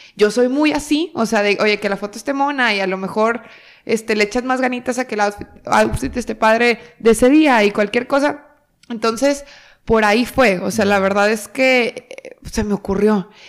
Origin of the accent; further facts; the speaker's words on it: Torreón, Coahuila, Mexico; moved away as an adult; now in Monterrey, Mexico; yo soy de Torreón, Coahuila y aquí estamos en Monterrey y yo llego a Monterrey hace casi ocho años